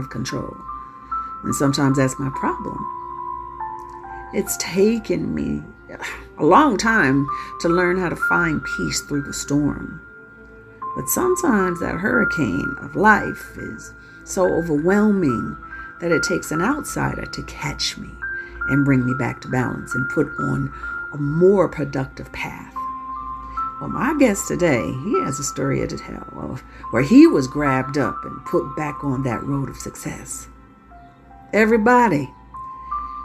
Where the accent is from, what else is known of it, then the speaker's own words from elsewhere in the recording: Chicago, Illinois, United States; moved away as an adult; also born or lived in Los Angeles; I was born on the west side.